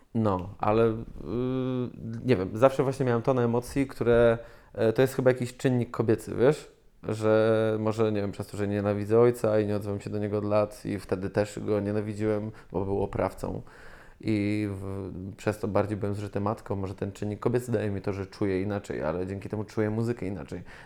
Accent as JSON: {"language": "Polish", "town": "Zielona Góra", "region": "Lubusz Voivodeship", "country": "Poland", "tie": "born or raised there", "said": "jestem zwykłym dzieciakiem z Zielonej Góry"}